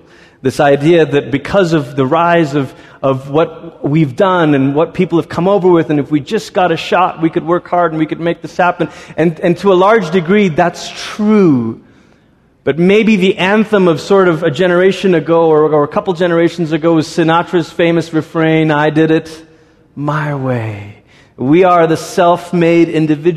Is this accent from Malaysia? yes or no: yes; Malaysia; moved away; also born or lived in Singapore; I grew up in Malaysia and Singapore, and Singapore is kind of the tip of Malaysia